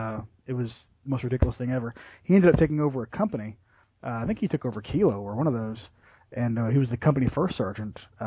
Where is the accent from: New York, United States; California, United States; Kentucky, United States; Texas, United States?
Kentucky, United States; Louisville; my hometown of Louisville, Kentucky